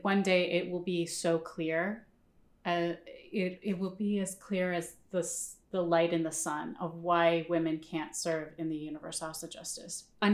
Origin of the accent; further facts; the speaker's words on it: Chicago, Illinois, United States; also born or lived in Northbrook, Illinois; now in New York, United States; we're from Chicago, but we were from different suburbs